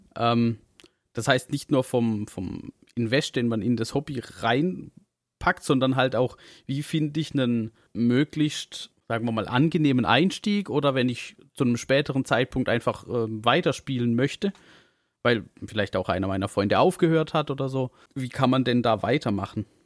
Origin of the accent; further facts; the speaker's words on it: Southern Germany, Germany; accent: southern German dialect; an unserem Dialekt, bei manchen mehr, bei manchen weniger, äh, hört man, dass, dass wir ja alle irgendwie so aus der Richtung, äh, also so süddeutsche Ecke.